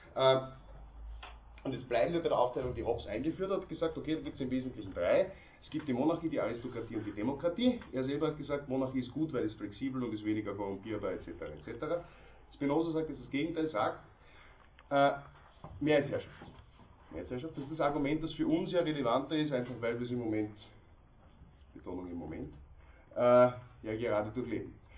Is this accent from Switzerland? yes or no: no; Austria; bei uns in Österreich